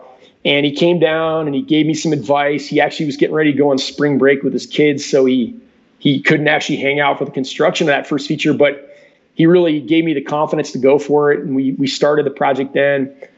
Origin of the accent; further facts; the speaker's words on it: Salida, Colorado, United States; here in my hometown that I can, you know, work on in a professional way, but also it's like, it means so much more to me, obviously, because my kids grew up down there, all my friends' kids. And so I kind of just work closely with the city of Salida